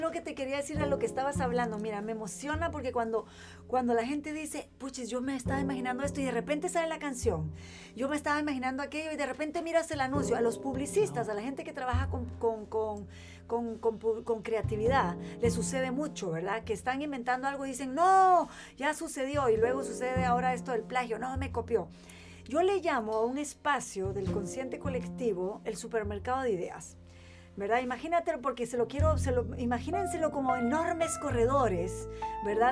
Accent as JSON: {"language": "Spanish", "country": "Guatemala", "tie": "born or raised there", "also_born_or_lived": "Chile", "moved": "as an adult", "said": "yo crezco, o sea, nazco y crezco en Guatemala"}